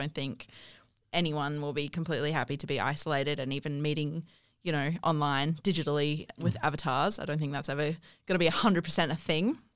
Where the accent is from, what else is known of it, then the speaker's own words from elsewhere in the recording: South Africa; now in Australia; Um, so I'm from South Africa, but I lived